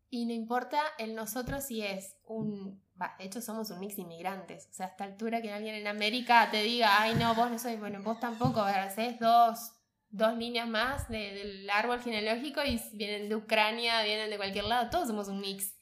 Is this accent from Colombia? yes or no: no; Misiones, Argentina; now in Buenos Aires, Argentina; mi tierra, con misiones